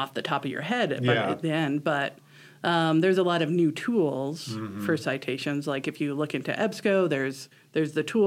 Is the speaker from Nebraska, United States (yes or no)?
yes; Omaha, Nebraska, United States; moved away as an adult; now in Chadron, United States; I grew up in Omaha, and I went to UNL for a few years